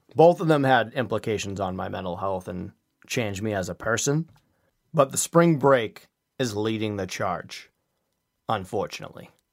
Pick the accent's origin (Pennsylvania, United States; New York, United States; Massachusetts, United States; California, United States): Massachusetts, United States; Quincy; Quincy is my hometown